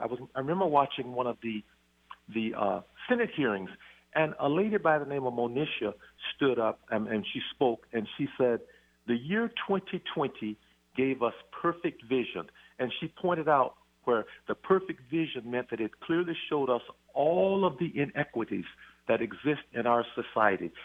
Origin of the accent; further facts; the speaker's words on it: Robeline, Louisiana, United States; moved away as an adult; also born or lived in Shreveport, Louisiana; now in Snohomish County, United States; our family was raised in a little town called Robeline, which is just 60 miles south of Shreveport